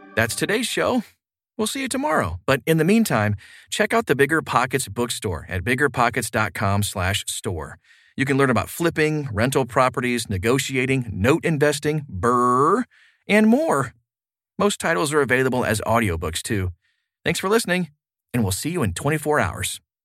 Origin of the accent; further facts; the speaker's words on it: Baltimore, Maryland, United States; moved away as an adult; I grew up in Baltimore, but I got sick of the high taxes and high crime rates, so I moved overseas